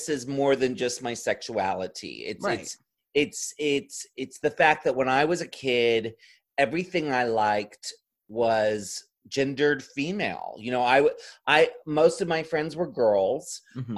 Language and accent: English; Ocean City, Maryland, United States; the Morbid Manor that was at the end of the boardwalk where we grew up in Ocean City, Maryland